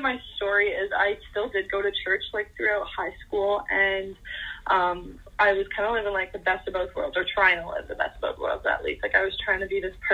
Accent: Canada; I am 19 years old and I'm from Canada

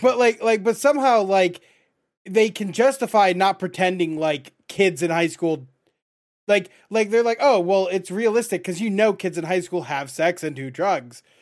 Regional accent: Michigan, United States; moved away as an adult; now in Kansas, United States; I'm born and raised in Michigan

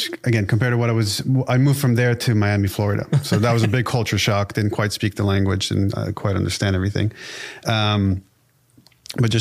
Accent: Israel; English is a second language; now in United States

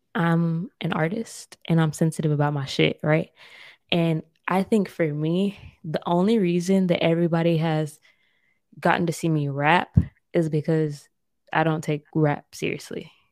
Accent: United States; now in Germany; as an American culture

